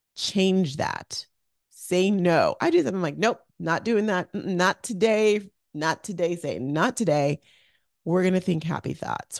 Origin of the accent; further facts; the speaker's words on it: Arizona, United States; moved away as an adult; also born or lived in Orange County, California; I grew up in Arizona